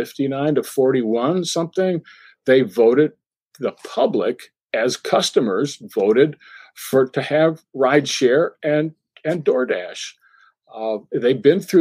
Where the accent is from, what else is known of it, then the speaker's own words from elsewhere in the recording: Massachusetts, United States; I'm from Massachusetts